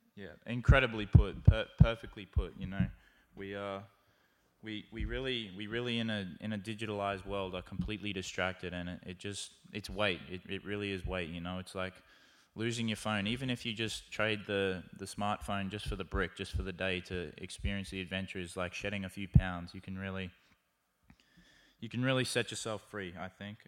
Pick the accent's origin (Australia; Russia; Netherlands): Australia; moved away; my home country of Australia